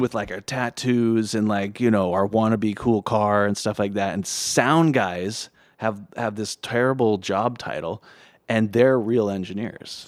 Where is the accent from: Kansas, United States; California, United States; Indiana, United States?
California, United States; Los Angeles; I was born in Hollywood in, in a little bungalow.